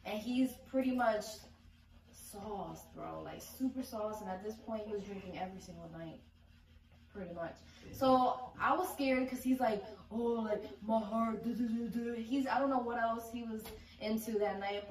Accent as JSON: {"language": "English", "country": "Puerto Rico", "tie": "born or raised there", "moved": "yes", "lives_now": "New Britain, United States", "said": "born in Puerto Rico and now I'm in New Britain, Connecticut"}